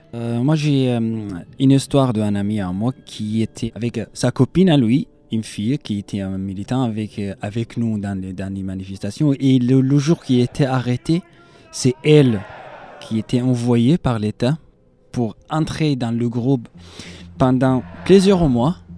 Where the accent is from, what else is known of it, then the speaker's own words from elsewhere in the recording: Ibta, Daraa Governorate, Syria; French is a second language; moved away as an adult; also born or lived in Damascus, Syria; now in Toulouse, France; je suis né en Syrie, dans le sud de Syrie, dans une petite ville, ou comme on dit, un petit village s'appelle Ipta, c'était euh, là-bas mon, enfance jusqu'à l'âge de 13 ans. Et après, j'ai déménagé à Dera